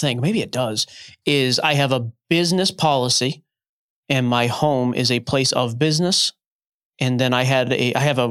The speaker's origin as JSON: {"language": "English", "town": "Lawrence", "region": "Massachusetts", "country": "United States", "tie": "born or raised there", "also_born_or_lived": "Boston", "said": "I grew up in Lawrence"}